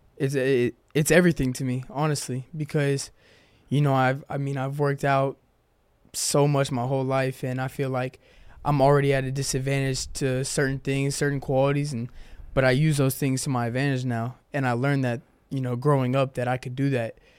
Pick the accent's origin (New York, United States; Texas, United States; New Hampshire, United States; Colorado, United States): Texas, United States; Houston; moved away as an adult; now in Chattanooga, United States; I'm from Houston, Texas